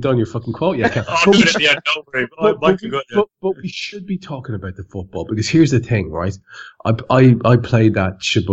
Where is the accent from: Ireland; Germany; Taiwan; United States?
Ireland; I am an Irishman